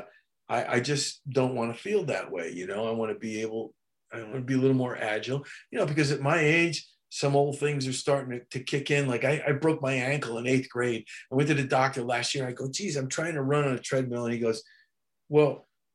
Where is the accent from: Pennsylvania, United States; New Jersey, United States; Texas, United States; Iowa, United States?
New Jersey, United States; my hometown in New Jersey